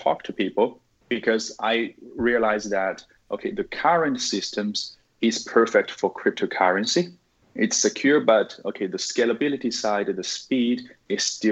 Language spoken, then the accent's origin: English; Sichuan, China; moved away as an adult; also born or lived in United States; now in Singapore; I'm originally from China, from Sichuan province. I'm now living in Singapore.